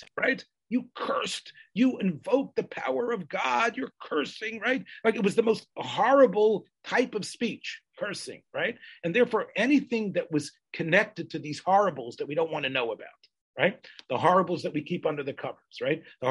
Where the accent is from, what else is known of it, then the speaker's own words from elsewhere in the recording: the South, United States; when I was growing up in the South